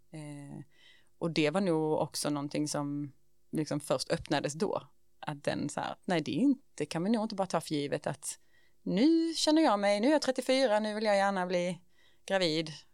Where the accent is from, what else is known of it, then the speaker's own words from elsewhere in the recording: Ängelholm, Skåne, Sweden; jag är liksom född och uppvuxen i Ängelholm